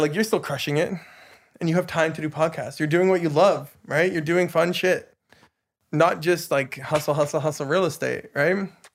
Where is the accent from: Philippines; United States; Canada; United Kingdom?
Canada; Tumbler Ridge, British Columbia; also born or lived in Dawson Creek; now in Vancouver, Canada; I grew up in Tumbler Ridge